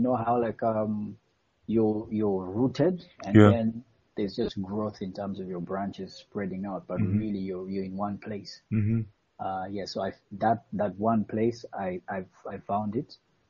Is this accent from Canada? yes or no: no; Eastern Region, Uganda; Because I'm Mugwere